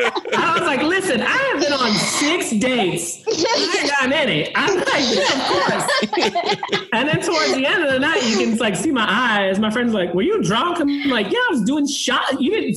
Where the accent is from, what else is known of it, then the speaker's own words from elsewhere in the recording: the South, United States; racial issues growing up in the South, being gay